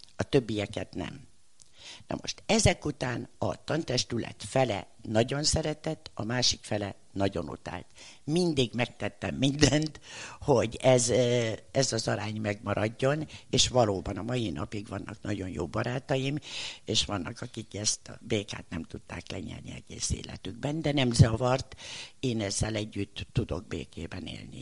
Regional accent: Budapest, Hungary; also born or lived in Bedő, Hajdú-Bihar; amikor Pestre kerültem negyedikesként

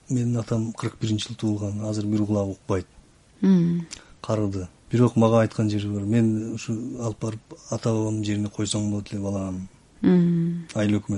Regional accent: Xinjiang, China; moved away as an adult; now in Kyrgyzstan; паспортумда туулган жер кытай дейт

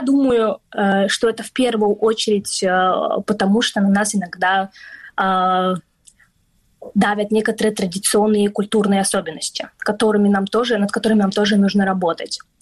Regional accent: Crimea, Ukraine; now in London, United Kingdom; мы с тобой родились в Крыму, мы крымские татарки

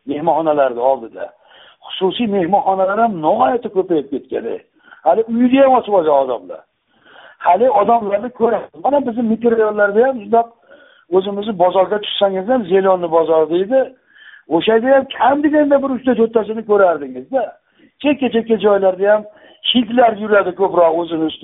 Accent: Yangi Akhsi, Namangan Region, Uzbekistan; o'sha man tug'ilgan joy yangi axsi deyilgan

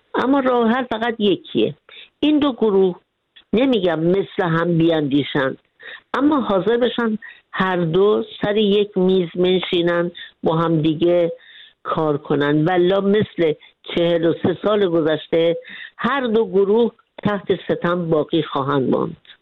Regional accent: Iran; moved away as an adult; من سه کتاب در مورد بیرافی خودم نوشتم بعضی که از ایران خارج شدم

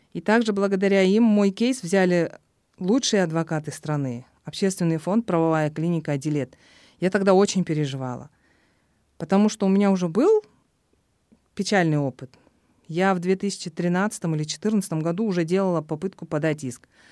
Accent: Kyzyl-Kiya, Batken Region, Kyrgyzstan; в родном городе

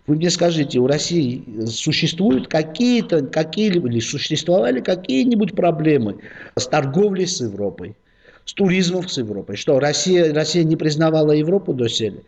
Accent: Georgia; Мы, грузины

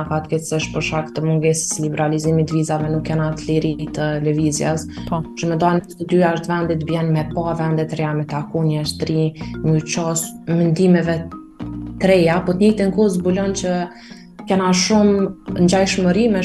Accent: Kosovo; si një kosovare 18 veqare

